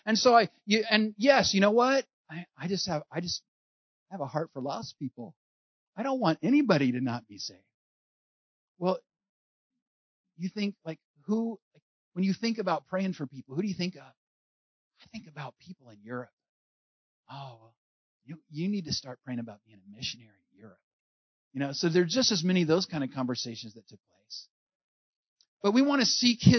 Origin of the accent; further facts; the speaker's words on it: California, United States; I'm from California